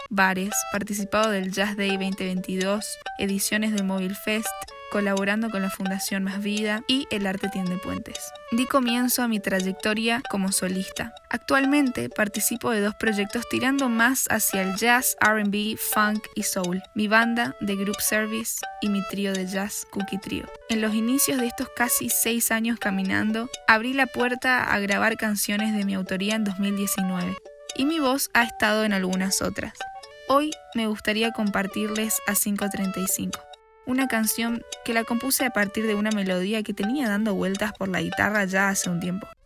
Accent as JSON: {"language": "Spanish", "town": "Posadas", "region": "Misiones", "country": "Argentina", "tie": "born or raised there", "said": "Nací en Posadas Misiones."}